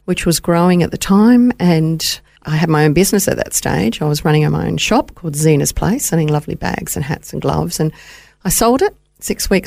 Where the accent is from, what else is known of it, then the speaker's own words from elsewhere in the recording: Melbourne, Victoria, Australia; moved away as an adult; also born or lived in Boroko, Papua New Guinea; now in Gold Coast, Australia; I was born in Baroko, and my parents were working over there at the time in the 50s and the 60s. And then as a young girl, my father was commissioned to work on the Tullamarine Project and in Victoria, working for the Commonwealth Department of Works. And we went down to Melbourne, and I was there for 30 years